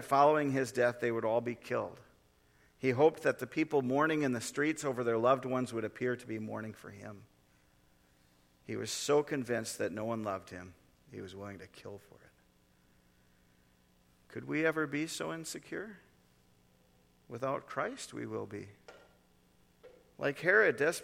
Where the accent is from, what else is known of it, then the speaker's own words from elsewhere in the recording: North Dakota, United States; moved away; I grew up in North Dakota